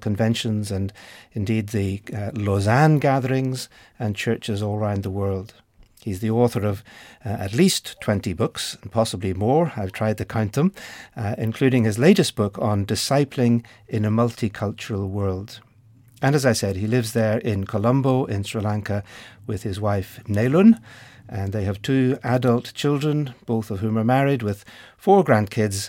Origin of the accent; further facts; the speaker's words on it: Ireland; my home country, which is Ireland